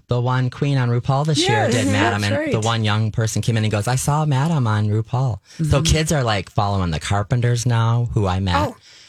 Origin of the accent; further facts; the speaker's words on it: Lewiston, New York, United States; also born or lived in Los Angeles / California; now in Twin Cities, United States; I grew up in Lewiston, New York, and it's like Stillwater.